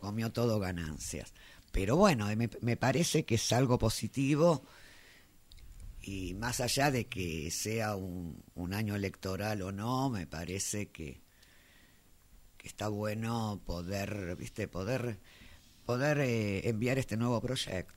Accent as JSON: {"language": "Spanish", "country": "Argentina", "said": "en este país"}